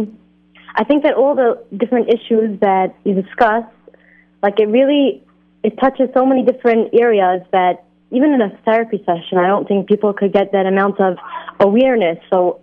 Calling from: Jerusalem, Jerusalem District, Israel; I'm actually calling from Jerusalem.

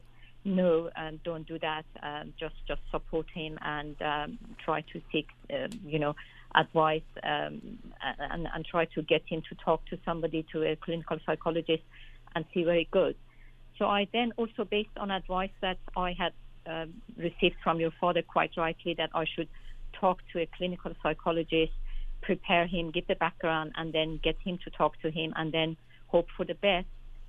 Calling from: London, United Kingdom; Okay, thank you. I'm calling from London.

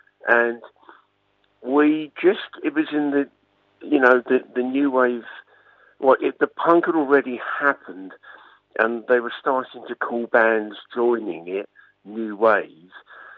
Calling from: Kent Coast, South East England, United Kingdom; I'm calling from the Kent Coast.

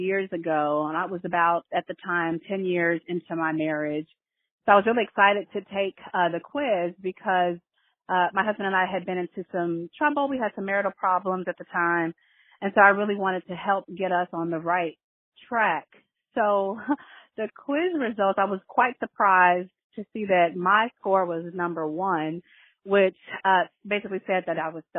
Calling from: New York City, New York, United States; I'm calling from Brooklyn, New York.

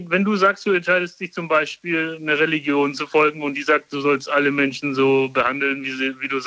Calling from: Karlsruhe, Baden-Württemberg, Germany; Also, ich komme aus Karlsruhe.

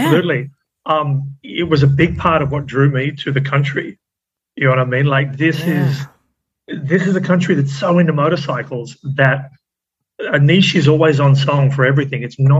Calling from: Sydney, New South Wales, Australia; Calling in from Sydney, Australia at the moment.

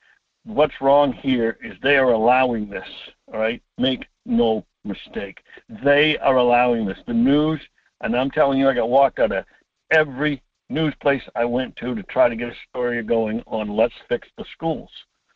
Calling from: Homer, Alaska, United States; … from Homer.

